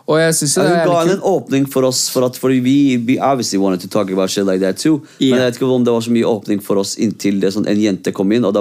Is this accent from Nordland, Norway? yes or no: no; Oslo, Norway; also born or lived in Iraq; er kurder født i Irak, liksom. Så jeg kom til Norge da jeg var fem.